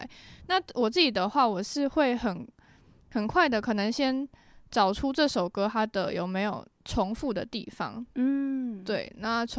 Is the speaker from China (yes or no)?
no; Tamsui, New Taipei, Taiwan; also born or lived in Netherlands; 我是从小就在淡水长大。